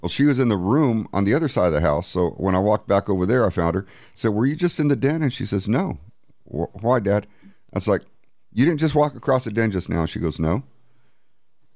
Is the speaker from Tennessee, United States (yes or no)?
no; San Antonio, Texas, United States; I'm from San Antonio.